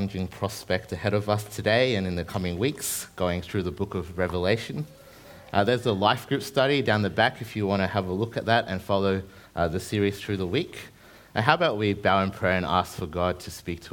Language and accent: English; New Zealand; now in Brisbane, Australia; I grew up in New Zealand before I came over to Brizzy.